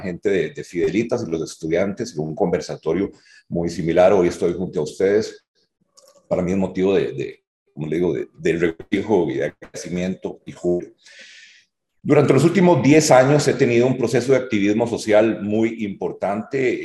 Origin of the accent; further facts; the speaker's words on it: Hatillo, San José, Costa Rica; si yo vengo de Atillo